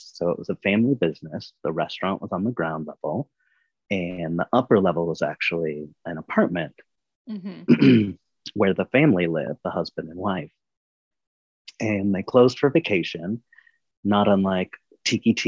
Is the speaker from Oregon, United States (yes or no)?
no; Los Angeles, California, United States; also born or lived in Northridge, Los Angeles; I was born in Northridge, raised in Canoga Park.